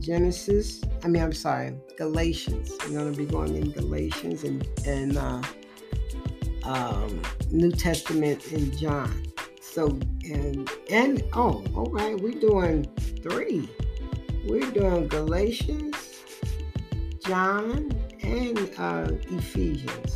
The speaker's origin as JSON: {"language": "English", "country": "United States", "said": "I am still an American"}